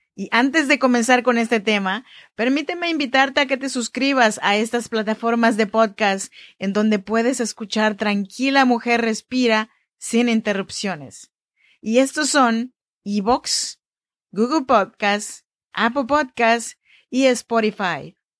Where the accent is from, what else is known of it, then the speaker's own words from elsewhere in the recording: Chinantla region, Oaxaca, Mexico; Yo soy mexicana, oaxaqueña de la región chinanteca